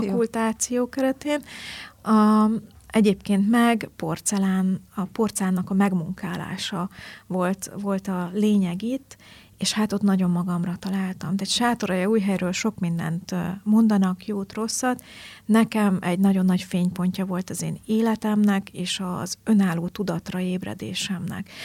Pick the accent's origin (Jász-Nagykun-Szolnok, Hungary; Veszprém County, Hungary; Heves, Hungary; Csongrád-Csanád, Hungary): Heves, Hungary; Markaz; also born or lived in Eger / Tardona, Borsod / Kazincbarcika; nagy részt a Mátrában nőttem fel